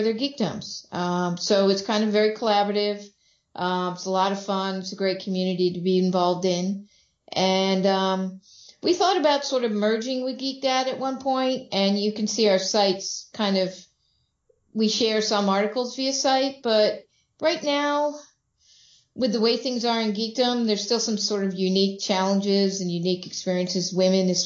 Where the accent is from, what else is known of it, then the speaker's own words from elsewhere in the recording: Vermont, United States; I grew up in Vermont